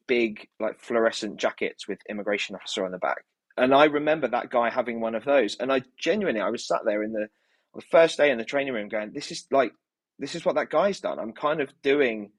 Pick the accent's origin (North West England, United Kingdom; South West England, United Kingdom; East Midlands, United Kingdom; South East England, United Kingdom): South East England, United Kingdom; Kent; now in London, United Kingdom; I grew up in Kent